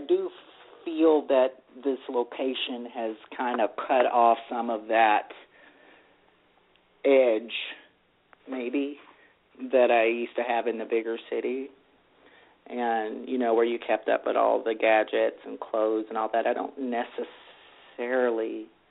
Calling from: Texas, United States; Hey, it's … in Texas.

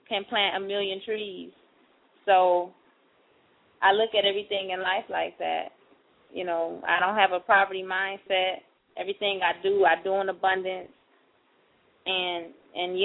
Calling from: Miami, Florida, United States; I'm calling from Miami.

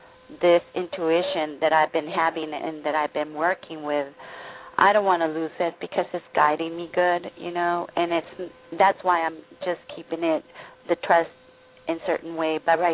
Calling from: Tijuana, Baja California, Mexico; I'm calling from Tijuana.

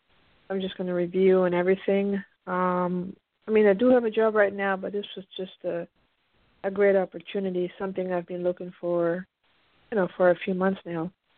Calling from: Pennsylvania, United States; I'm calling in from the East Coast from Pennsylvania.

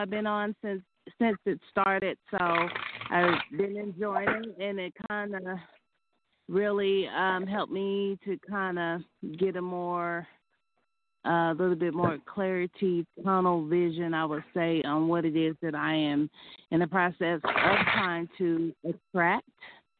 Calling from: Denver, Colorado, United States; I'm calling from Denver.

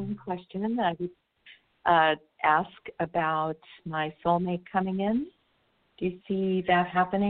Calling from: California, United States; I'm calling from California.

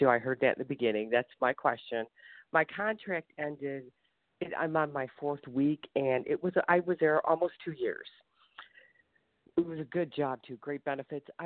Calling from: Ohio, United States

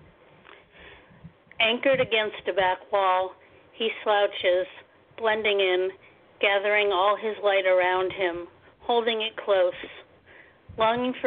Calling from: Poughkeepsie, New York, United States; I'm calling from Poughkeepsie, New York, which is upstate New York.

